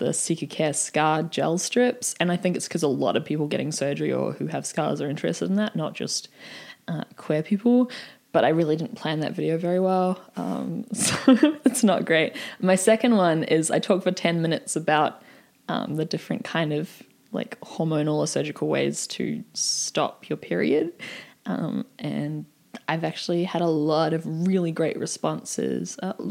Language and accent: English; New Zealand; I'm from New Zealand